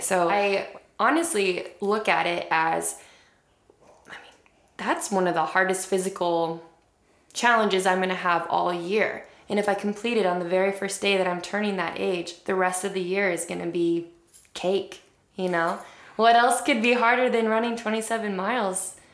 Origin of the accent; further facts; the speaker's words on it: Midwest, United States; I'm a Midwesterner.